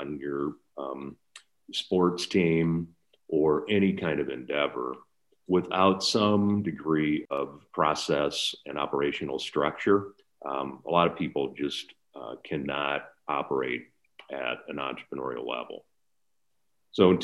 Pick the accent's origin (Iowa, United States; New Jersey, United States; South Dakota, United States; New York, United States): Iowa, United States; Lamont; I grew up in a small northeast Iowa town, Lamont, town of 500 people.